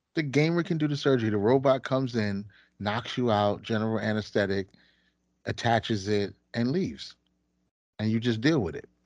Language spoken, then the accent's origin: English; United States; as the American public